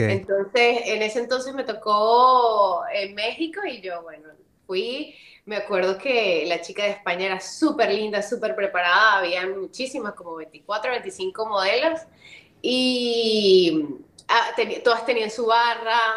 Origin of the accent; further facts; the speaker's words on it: Venezuela; moved away as an adult; also born or lived in Colombia; el cafecito guayanés, que Guayana es de donde yo vengo